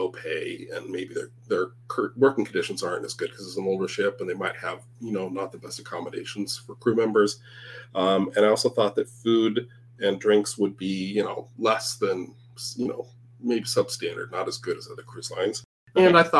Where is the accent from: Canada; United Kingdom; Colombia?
Canada; I'm from Canada. It's not that different, you know?